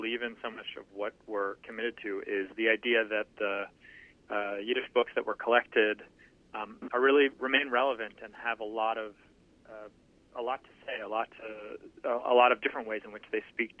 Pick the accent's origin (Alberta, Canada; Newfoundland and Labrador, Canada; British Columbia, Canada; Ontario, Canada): Ontario, Canada; Toronto; I grew up in Toronto in Canada